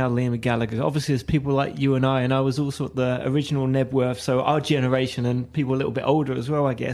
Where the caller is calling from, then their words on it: New Jersey, United States; I'm still here, Dan. I'm coming from New Jersey.